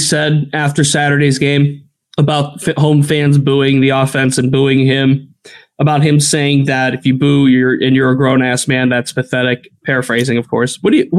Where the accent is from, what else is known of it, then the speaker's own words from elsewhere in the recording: Ohio, United States; I grew up in Northeast Ohio, okay?